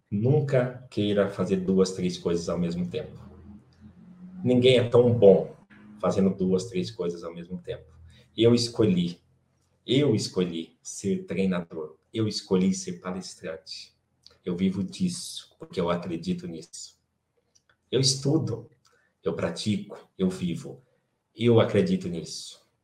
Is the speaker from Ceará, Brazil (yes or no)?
yes; Quixeramobim, Ceará, Brazil; moved away; eu sou natural de Quixaramobim, no Ceará, de uma família de 18 irmãos